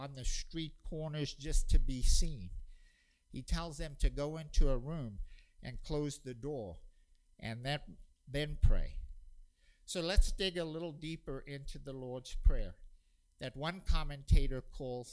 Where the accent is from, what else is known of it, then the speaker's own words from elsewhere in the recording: South Africa; including every day before school growing up in South Africa